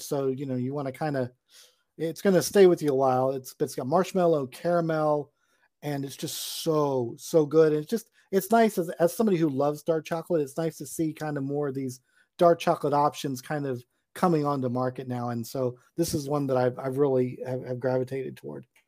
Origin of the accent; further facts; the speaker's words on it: Charleston, South Carolina, United States; my hometown of Charleston